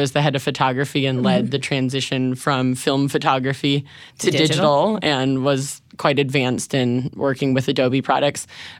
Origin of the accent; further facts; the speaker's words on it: Chicago, Illinois, United States; So I'm from Chicago.